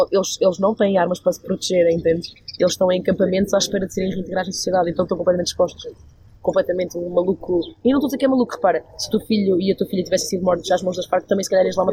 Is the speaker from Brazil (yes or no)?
no; Aveiro, Centro, Portugal; Sou de Aveiro. Aveiro. Não é bem norte, é tipo centro. Mas uh, cresci com pessoas que dizem muitas asneiras.